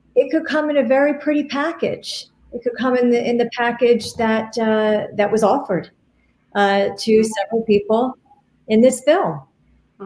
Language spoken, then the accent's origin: English; Hamilton, New Jersey, United States; my hometown of Hamilton, New Jersey